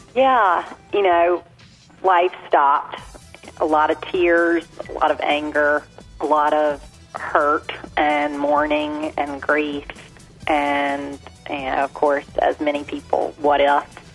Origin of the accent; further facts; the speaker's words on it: Tarboro, North Carolina, United States; I married someone who loves my hometown as much as I do because he's passionate about making Tarboro such a special, special place